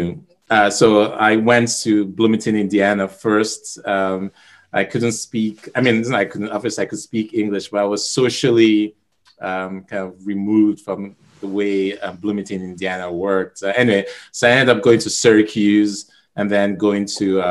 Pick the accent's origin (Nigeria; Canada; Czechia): Nigeria; I'm from Nigeria